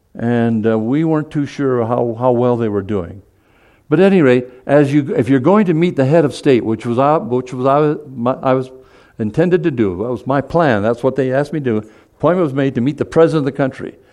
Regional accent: Seoul, South Korea; I was born in Seoul, Korea.

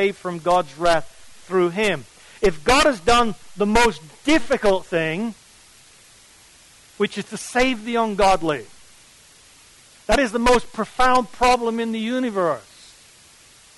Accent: England, United Kingdom; I come from England

